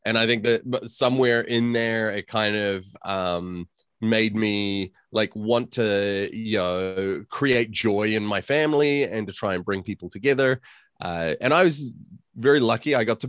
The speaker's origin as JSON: {"language": "English", "country": "New Zealand", "tie": "born or raised there", "also_born_or_lived": "California / Chicago", "moved": "as an adult", "lives_now": "Auckland, New Zealand", "said": "Yeah, so I was born in California to New Zealand parents. Both my parents grew up in New Zealand and lived all of their youth in New Zealand. I moved to New Zealand when I was about 4 years old, and then I moved to Chicago when I was 28."}